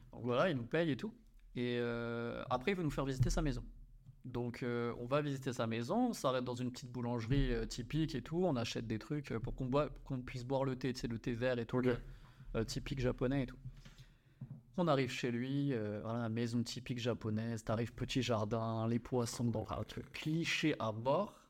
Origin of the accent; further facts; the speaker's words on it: France; moved away as an adult; also born or lived in Australia / Hong Kong; on est français